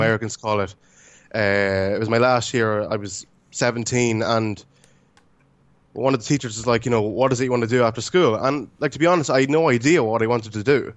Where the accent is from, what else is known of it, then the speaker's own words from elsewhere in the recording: Ireland; also born or lived in Romania; I was five months when I was adopted. So I've been pretty much here all my life